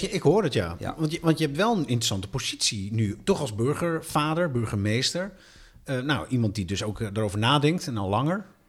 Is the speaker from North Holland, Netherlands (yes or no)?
yes; Amsterdam, North Holland, Netherlands; Amsterdam van mij, waar ik vandaan kom.